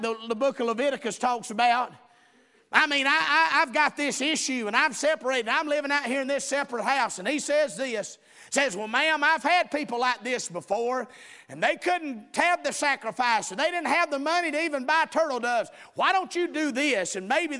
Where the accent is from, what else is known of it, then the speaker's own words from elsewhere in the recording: the South, United States; we're from the South down here